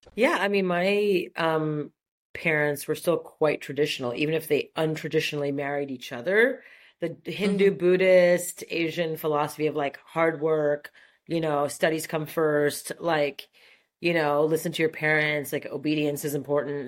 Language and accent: English; Montreal, Quebec, Canada; accent: French; first language French; English is a second language; moved away as an adult; Grew up in, in Montreal, super French part of Montreal, Brossard, and um, yeah, it's where I spent the first eighteen years of my life